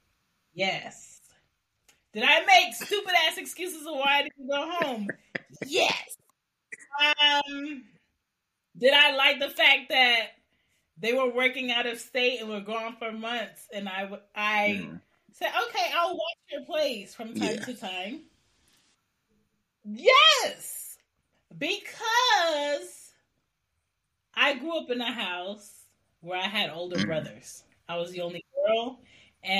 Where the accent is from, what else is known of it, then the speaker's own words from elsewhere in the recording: Philadelphia, Pennsylvania, United States; also born or lived in Baltimore / Maryland / New York / Washington, D.C.; now in Atlanta, United States; I grew up in Philly. I'm from Philly.